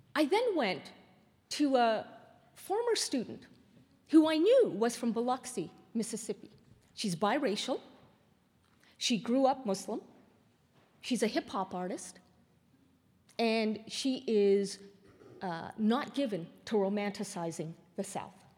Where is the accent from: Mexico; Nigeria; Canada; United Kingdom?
Canada; now in United States; I'm still Canadian